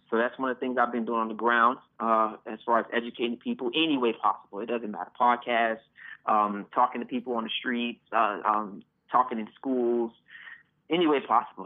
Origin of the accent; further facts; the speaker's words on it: Miami, Florida, United States; I was born and raised again in Miami